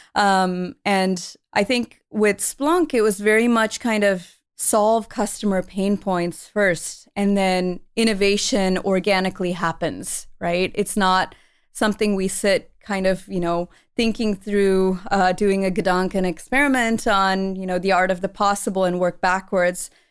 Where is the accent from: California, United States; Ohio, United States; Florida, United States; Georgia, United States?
California, United States; Palo Alto; growing up in the Bay Area, you're always surrounded by high tech